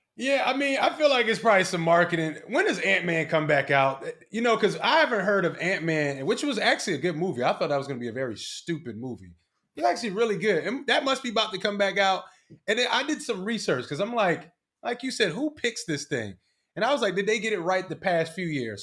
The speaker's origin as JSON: {"language": "English", "town": "Philadelphia", "region": "Pennsylvania", "country": "United States", "said": "I'm from Philly"}